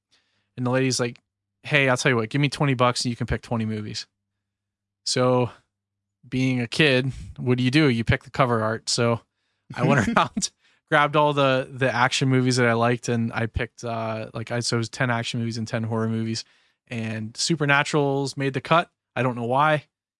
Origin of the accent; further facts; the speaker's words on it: Pennsylvania, United States; Sorry, that's a bad habit. I'm from Western PA, so that's a stupid user.